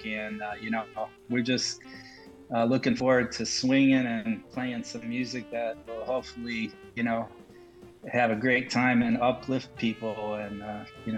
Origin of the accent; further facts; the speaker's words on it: Toledo, Ohio, United States; the public schools where I grew up in Toledo, Ohio